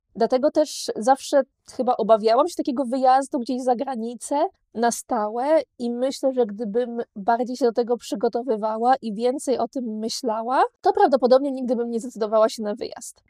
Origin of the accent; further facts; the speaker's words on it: Poland; moved away as an adult; now in Malta; wyjechałam z Polski